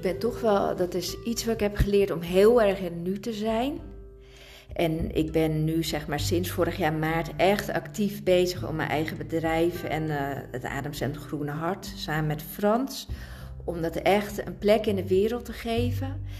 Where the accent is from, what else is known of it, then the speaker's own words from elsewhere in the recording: Italy; ik zit vol temperament als Italiaanse